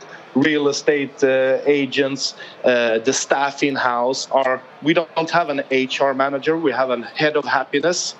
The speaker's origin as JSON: {"language": "English", "town": "Malmö", "region": "Skåne", "country": "Sweden", "moved": "yes", "lives_now": "Stockholm, Sweden", "said": "I'm not from Stockholm, where I'm based. I'm very patriotic about where I come from, a southern town called Malmö in Sweden."}